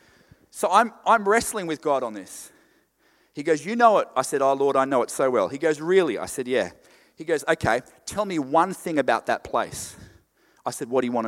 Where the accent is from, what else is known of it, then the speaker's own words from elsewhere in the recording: Queensland, Australia; I'm from Queensland. Everything's weird in Queensland.